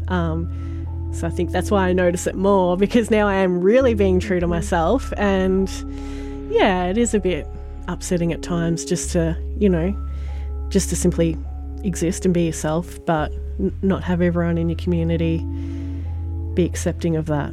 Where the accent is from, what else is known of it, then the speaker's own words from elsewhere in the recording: Sale, Victoria, Australia; now in Maffra, Australia; Born in Sale, grew up in Sale, lived here my whole life until about 12 months ago